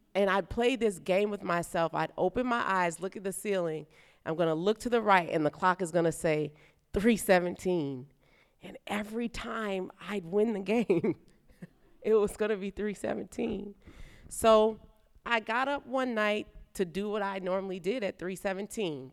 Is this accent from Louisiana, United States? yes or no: yes; New Orleans, Louisiana, United States; now in Nashville, United States; I'm from New Orleans